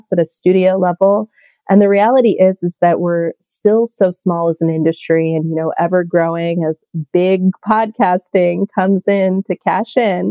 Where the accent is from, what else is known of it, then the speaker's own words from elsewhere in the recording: California, United States; I'm from California